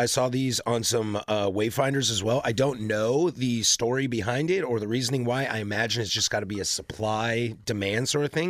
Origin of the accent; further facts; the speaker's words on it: Pacific Northwest, United States; I am from the Northwest.